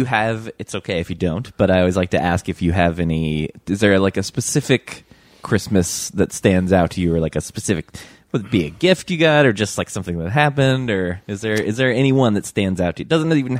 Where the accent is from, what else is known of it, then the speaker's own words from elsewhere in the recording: Michigan, United States; moved away; also born or lived in Virginia; I grew up in Michigan, but then also I spent a lot of time in Virginia.